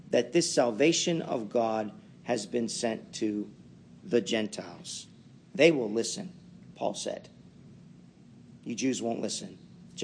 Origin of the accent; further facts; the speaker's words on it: Pittsburgh, Pennsylvania, United States; you could tell I was brought up in Pittsburgh